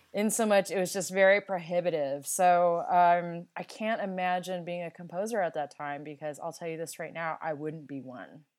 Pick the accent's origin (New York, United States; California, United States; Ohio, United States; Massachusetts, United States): California, United States; I'm a Californian